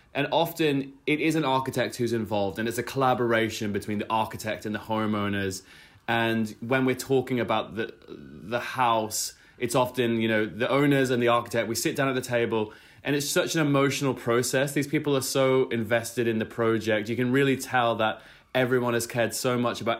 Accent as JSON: {"language": "English", "town": "Brisbane", "region": "Queensland", "country": "Australia", "tie": "born or raised there", "said": "my hometown of Brisbane"}